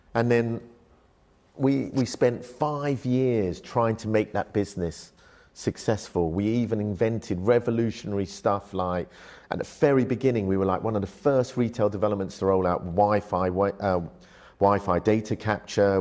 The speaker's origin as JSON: {"language": "English", "region": "London", "country": "United Kingdom", "tie": "born or raised there", "also_born_or_lived": "Malaysia", "said": "I went from an upbringing where in Malaysia, my family were a very wealthy family. We had a very big rubber plantation, uh, had, you know, servants, cleaners, X, Y, Z, to being in a council estate in London, literally with nothing."}